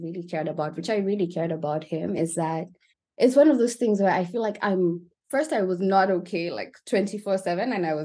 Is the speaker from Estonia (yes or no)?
no; Kenya; I was raised in Kenya